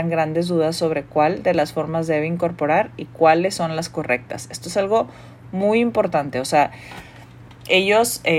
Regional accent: Mexico; yo soy mexicana y mi esposo es un chino malasio.

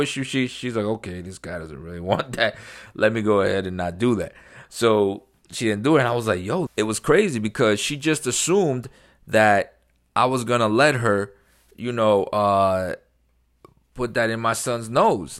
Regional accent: New York City, New York, United States; moved away; I grew up in New York, very liberal, very, uh, you know, democratic city, New York City

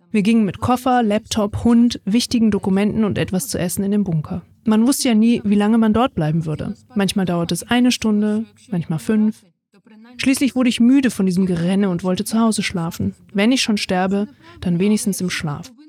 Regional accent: Ukraine; now in Spain; Ich bin Ukrainerin und lebe jetzt in Spanien.

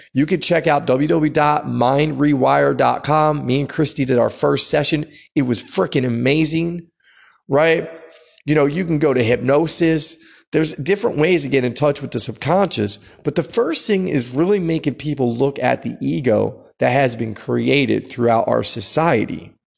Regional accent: United States

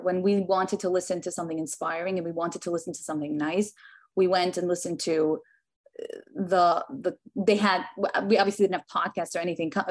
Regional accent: New York City, New York, United States; now in Tenafly, United States; I grew up in Williamsburg, which is a Hasidish community

